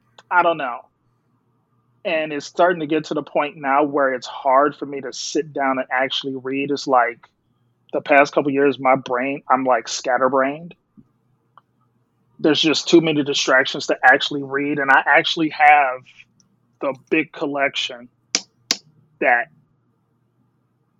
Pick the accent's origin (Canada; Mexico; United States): United States; Waukegan, Illinois; moved away as an adult; I am originally from Northern Illinois. I'm from Waukegan, Illinois.